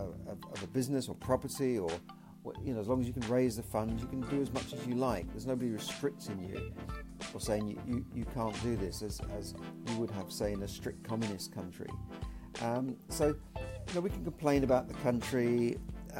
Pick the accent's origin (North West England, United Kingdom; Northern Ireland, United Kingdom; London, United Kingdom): London, United Kingdom; So I was born in the UK, I was born in London